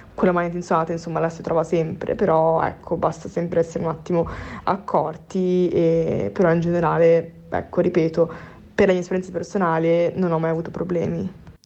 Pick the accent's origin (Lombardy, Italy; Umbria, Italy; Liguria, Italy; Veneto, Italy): Veneto, Italy; Vicenza; now in Milan, Italy; Io per esempio sono di Vicenza, una cittadina piccola, provinciale